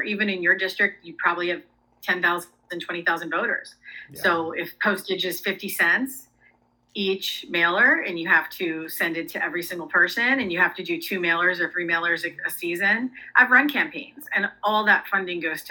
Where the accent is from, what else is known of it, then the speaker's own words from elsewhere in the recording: Vineland, New Jersey, United States; also born or lived in California / Mexico; now in Washington, D.C., United States; Vineland, where I grew up, is very diverse